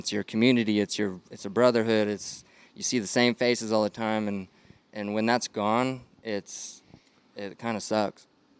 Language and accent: English; Los Alamos, New Mexico, United States; and then I'm from Los Alamos. Well, I went to school in Los Alamos, which is where the National Laboratory is, where they did all the atomic bombs